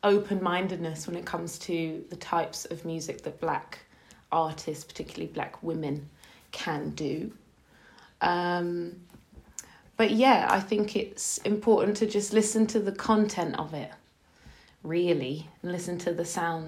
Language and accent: English; London, United Kingdom; I'm from South London